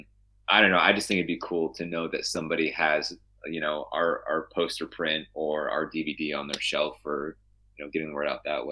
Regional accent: Saegertown, Pennsylvania, United States; I'm from Stegertown, which is like 5-10 minutes away.

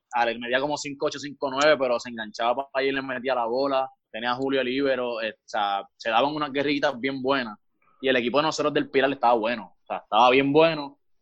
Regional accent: Canóvanas, Puerto Rico; also born or lived in Río Grande; nosotros somos de acá de Canóvana

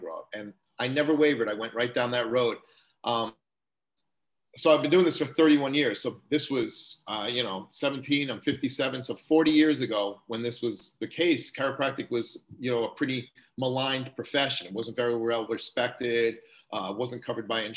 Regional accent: New York, United States; moved away as an adult; also born or lived in Long Island / Westborough, Massachusetts; now in Hudson, United States; I grew up in New York

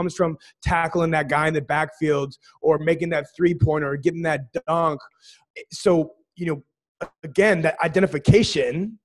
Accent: Sioux Falls, South Dakota, United States; where you and I grew up in Sioux Falls, South Dakota.

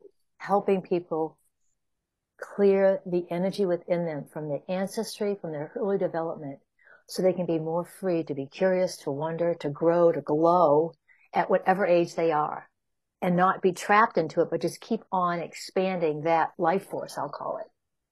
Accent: Chicago, Illinois, United States; And then I came from Chicago, and that again, it's more of a defined energy.

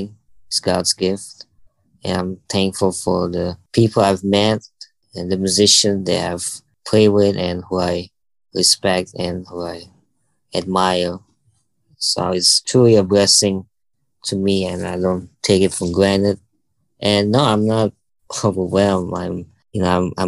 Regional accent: Bali, Indonesia; also born or lived in Jakarta, Indonesia; Bali, where I was born

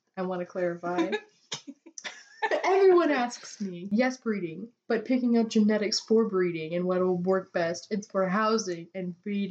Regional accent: McCall, Idaho, United States; my hometown area in the great outdoors of McCall, Idaho

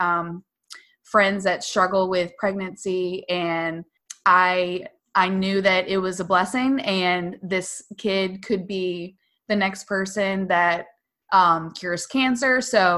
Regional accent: Dorchester County, Maryland, United States; I grew up in Dorchester County and I was, you know, born, raised there

